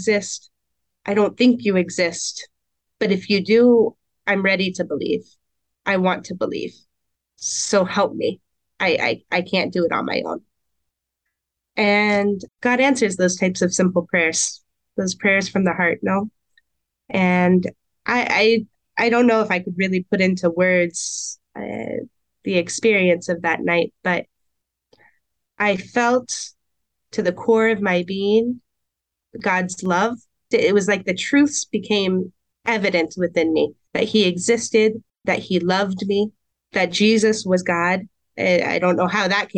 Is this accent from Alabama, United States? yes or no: no; Portland, Oregon, United States; moved away as an adult; also born or lived in Camas, Washington; now in Emmitsburg, United States; I grew up in Portland, Oregon, without any sort of religious influence